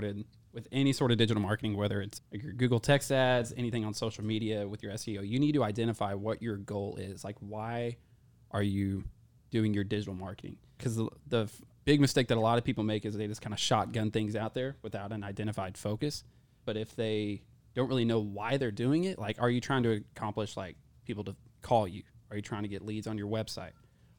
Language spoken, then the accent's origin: English; Mineral Wells, United States; born or raised there